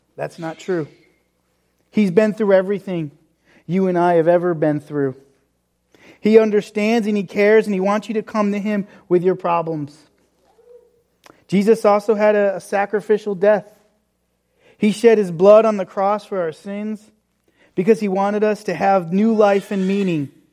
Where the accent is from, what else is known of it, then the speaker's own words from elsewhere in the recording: New England, United States; growing up in New England